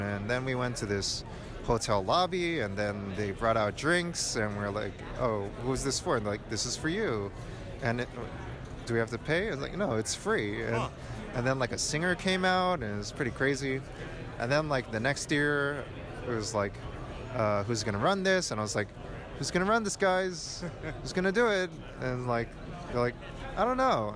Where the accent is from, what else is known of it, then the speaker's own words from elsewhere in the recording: New York, United States; I'm from New York and it's like really loud and noisy